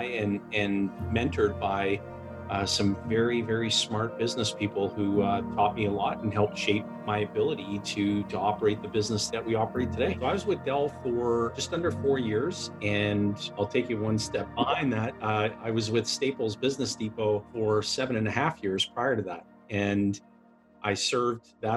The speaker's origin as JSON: {"language": "English", "town": "Timmins", "region": "Ontario", "country": "Canada", "tie": "born or raised there", "said": "I was born and raised in Timmins, Ontario, which is a small mining and forestry community"}